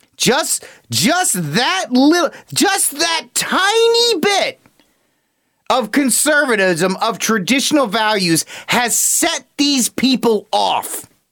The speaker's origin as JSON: {"language": "English", "region": "Rhode Island", "country": "United States", "tie": "born or raised there", "moved": "yes", "said": "my home state of Rhode Island"}